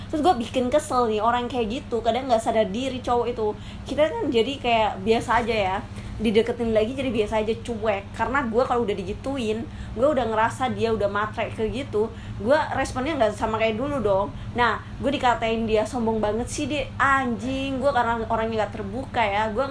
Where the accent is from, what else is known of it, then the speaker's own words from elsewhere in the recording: East Java, Indonesia; gue kan orang Jawa Timur kan orang Jawa Timur